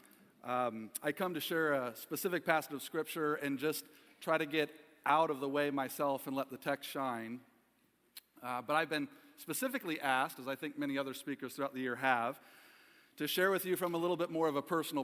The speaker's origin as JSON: {"language": "English", "region": "Ohio", "country": "United States", "tie": "born or raised there", "also_born_or_lived": "Kalamazoo, Michigan", "moved": "as an adult", "said": "I was born in 1974 in Kalamazoo, Michigan. My father was pastoring a small little church in Plainwell, Michigan at the time. And at 6 months of age for me, my father received a call to pastor a small church in Ohio. And I grew up in what many called a Mayberry-like town"}